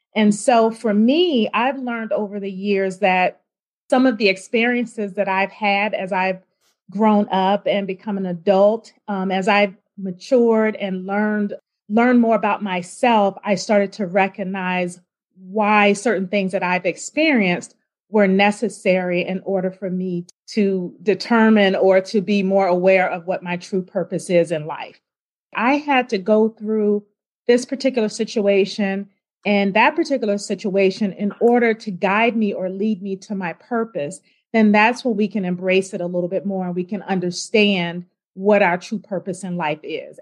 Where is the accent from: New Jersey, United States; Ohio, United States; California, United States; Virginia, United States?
Virginia, United States; Richmond; I grew up in Richmond, Virginia, um, attended Henrico High School, and then I moved to Northern Virginia